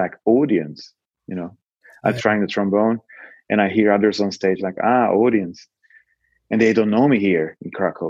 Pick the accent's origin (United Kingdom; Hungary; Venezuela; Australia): Hungary; moved away; also born or lived in Poland; I'm a Hungarian talking English to the dudes and asking for the keys in Polish